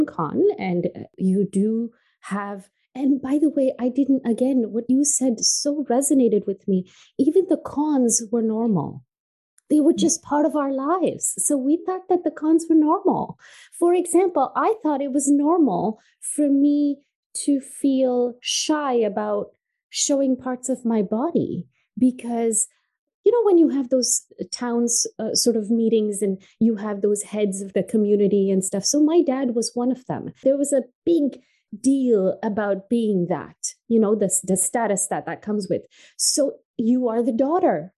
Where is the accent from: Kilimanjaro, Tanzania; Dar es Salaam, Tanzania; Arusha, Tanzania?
Kilimanjaro, Tanzania; Moshi; also born or lived in England / Canada; now in United States; And I was born in Tanzania in East Africa. It's a small town. It's called Moshi at the foot of the Kilimanjaro. When I was growing up in the 90s, it was pretty basic the way we grew up